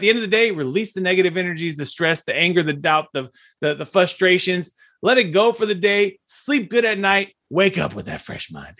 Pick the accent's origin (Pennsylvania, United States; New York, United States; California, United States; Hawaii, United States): California, United States; Fresno; I'm from Fresno